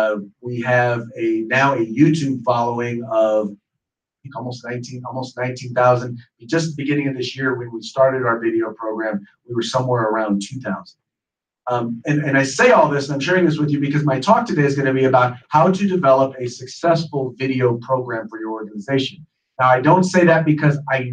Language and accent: English; Richmond, California, United States; I was raised in Richmond, California